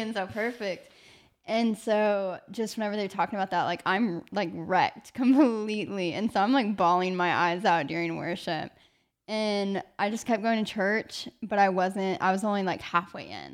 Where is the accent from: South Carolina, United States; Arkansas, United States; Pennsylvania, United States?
Arkansas, United States; moved away as an adult; now in Georgia, United States; I just decided to stay in my hometown. I was like, okay, I'll do, like, two years at Arkansas Tech